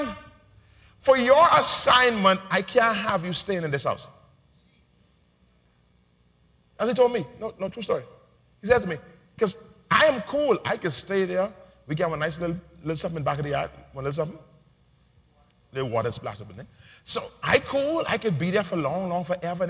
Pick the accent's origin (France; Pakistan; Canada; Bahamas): Bahamas; Nassau, New Providence; when I was growing up in Palm Beach Street